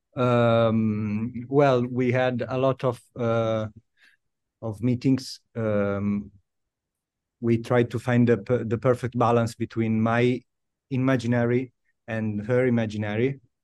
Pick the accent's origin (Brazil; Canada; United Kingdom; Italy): Italy; Milan, Lombardy; English is a second language; born and raised in, uh, in Italy, yes, in Milan